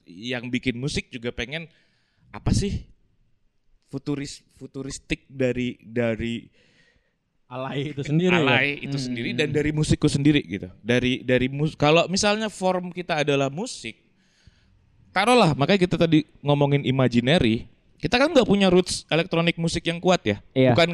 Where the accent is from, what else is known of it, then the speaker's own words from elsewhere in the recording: Sumatra, Indonesia; kita berdua tuh deket gara-gara aku pernah besar di Sumatera. Dia besar di Sumatera.